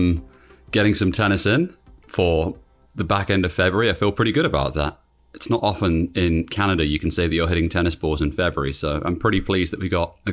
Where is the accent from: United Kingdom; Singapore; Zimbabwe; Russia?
United Kingdom; I must admit, so I grew up in Britain.